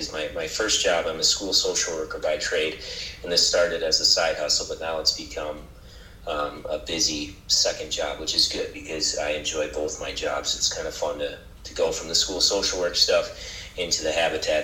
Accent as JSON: {"language": "English", "area": "Otter Tail County", "region": "Minnesota", "country": "United States", "tie": "born or raised there", "said": "when we moved back to Otter Tail County, to my hometown, when I was 30, because I had lived in the cities before"}